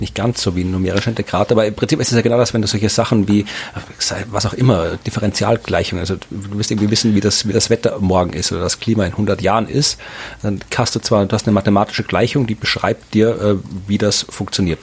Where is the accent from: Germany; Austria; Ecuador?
Austria; Krems, Lower Austria; in Krems, meiner Heimatstadt